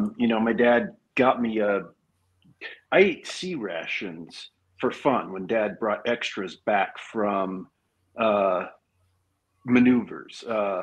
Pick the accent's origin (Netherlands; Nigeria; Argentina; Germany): Germany; I grew up in Germany, about 35 miles from the Czech border.